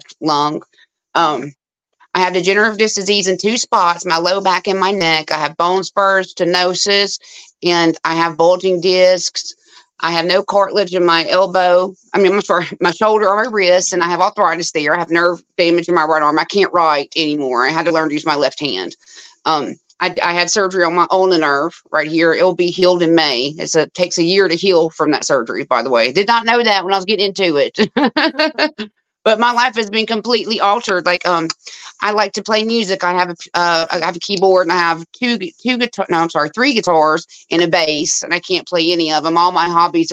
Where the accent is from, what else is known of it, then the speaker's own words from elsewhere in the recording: Louisiana, United States; I'm from Louisiana